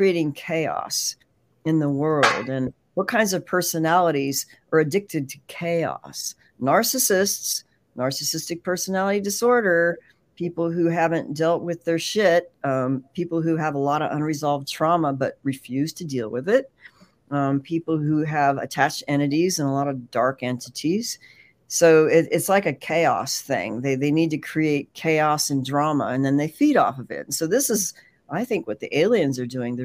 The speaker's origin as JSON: {"language": "English", "area": "San Francisco Bay Area", "region": "California", "country": "United States", "tie": "born or raised there", "said": "I grew up in the San Francisco Bay Area"}